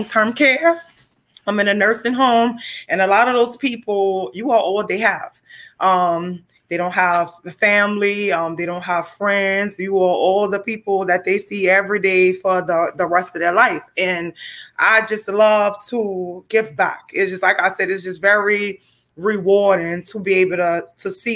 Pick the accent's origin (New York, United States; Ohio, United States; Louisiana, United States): Louisiana, United States; New Orleans; I'm born and raised in New Orleans